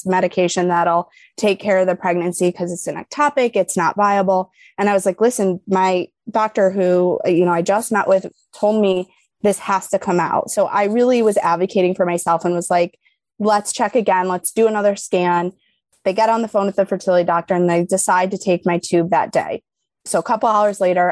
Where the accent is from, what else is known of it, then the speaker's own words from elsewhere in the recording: New York, United States; now in Illinois, United States; I'm from New York